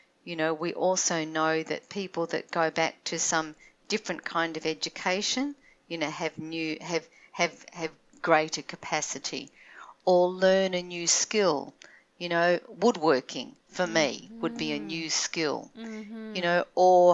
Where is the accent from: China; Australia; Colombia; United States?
Australia; now in Toronto, Canada; I'm an Australian living in Toronto